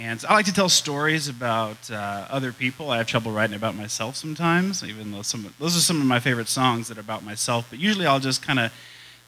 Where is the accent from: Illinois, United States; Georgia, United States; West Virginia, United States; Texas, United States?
Texas, United States; San Antonio; moved away as an adult; now in Norman, United States; I'm from Texas. I'm from San Antonio